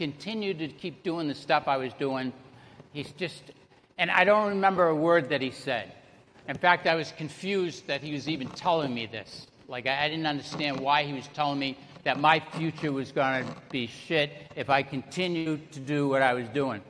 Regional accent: Salem, Massachusetts, United States; moved away; also born or lived in Broward County, Florida; I was born and raised in Salem, Massachusetts. You can probably tell by the accent.

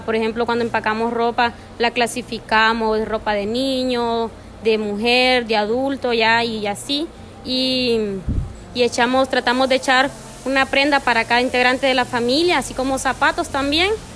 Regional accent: El Progreso, Yoro, Honduras; soy del Progreso Lloro

